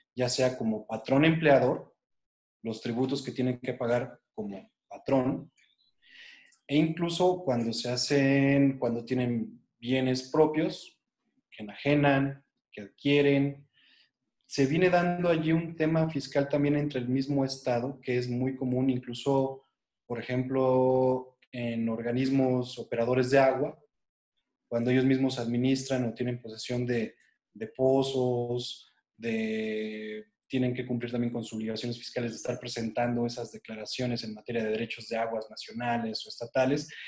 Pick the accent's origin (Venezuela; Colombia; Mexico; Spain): Mexico